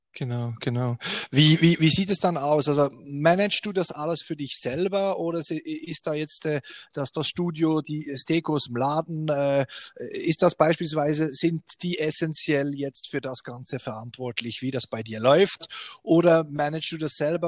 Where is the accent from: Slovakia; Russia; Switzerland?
Switzerland; also born or lived in Bern; bei uns in der Schweiz